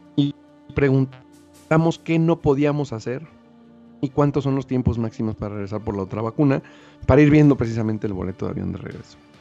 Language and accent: Spanish; Mexico; nosotros como mexicanos es un shock llegar a Estados Unidos